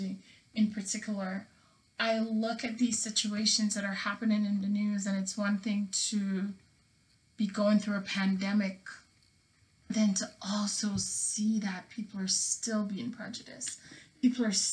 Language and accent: English; Jamaica; now in United States; I was not born here. I was born in Jamaica, so I can't be African American, right